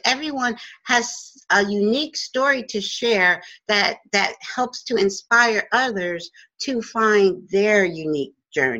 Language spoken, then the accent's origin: English; Newark, New Jersey, United States; I was born in North New Jersey in 62. I was born in St. James Hospital, where my mom worked for over 50.